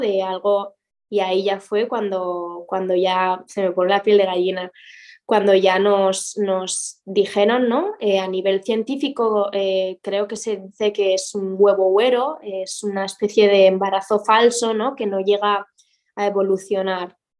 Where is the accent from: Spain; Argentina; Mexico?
Spain; Pamplona, Navarre; moved away as an adult; also born or lived in Madrid; now in Valencia, Spain; yo soy de Pamplona, de Pamplona, Iruña. Em, estuve allí hasta los 23 años